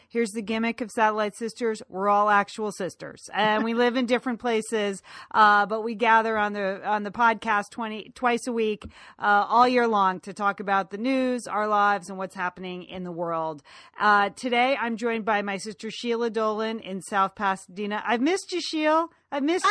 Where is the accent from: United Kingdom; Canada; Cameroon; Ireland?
Ireland; I say that as an Irish woman